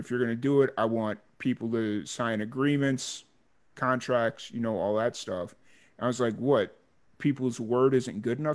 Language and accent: English; Chicago, Illinois, United States; growing up in the South Side of Chicago